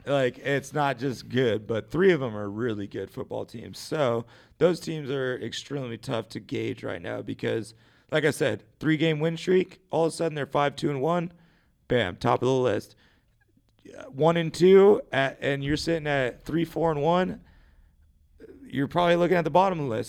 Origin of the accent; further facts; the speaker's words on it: United States; Growing up in America